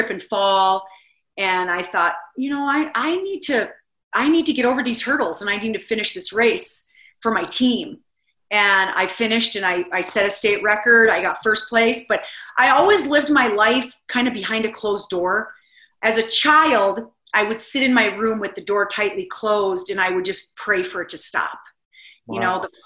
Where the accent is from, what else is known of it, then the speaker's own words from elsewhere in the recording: South Dakota, United States; the people of South Dakota that did this for me. I mean, my hometown put on this huge fundraiser